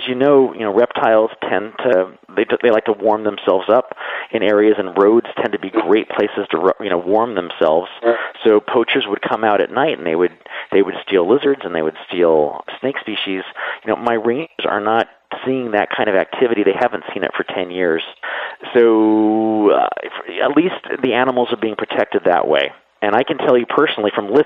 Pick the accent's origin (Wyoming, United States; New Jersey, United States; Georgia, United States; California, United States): California, United States; San Diego; I grew up in San Diego